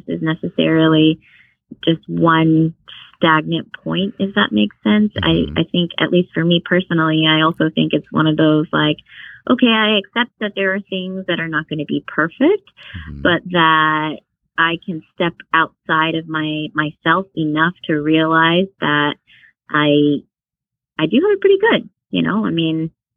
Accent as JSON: {"language": "English", "town": "Houston", "region": "Texas", "country": "United States", "tie": "born or raised there", "said": "I grew up in Houston, but my parents are originally from Vietnam"}